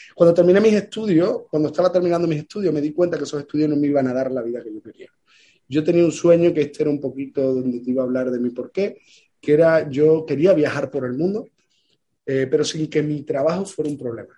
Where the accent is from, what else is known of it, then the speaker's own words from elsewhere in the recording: Ayamonte, Andalusia, Spain; Yo soy del sur de España, eh, de Huelva, de Ayamonte, frontera con Portugal, y donde yo vivo